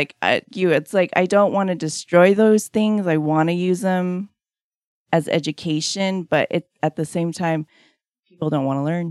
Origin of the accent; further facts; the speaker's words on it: Hawaii, United States; And I said, I am Hawaiian